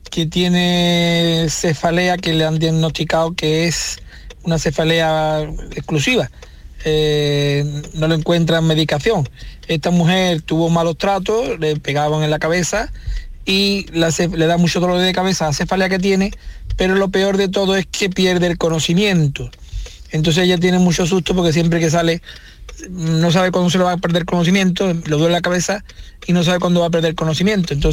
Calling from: Málaga, Andalusia, Spain; de Málaga

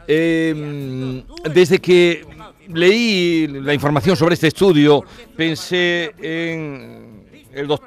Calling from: Córdoba, Andalusia, Spain; Buenos días, amigos de Canal Sur … de Córdoba.

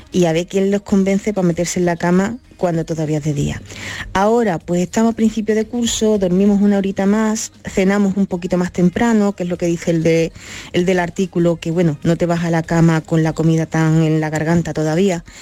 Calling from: Cádiz, Andalusia, Spain; buenas tardes Marilo de compañía … de Cádiz.

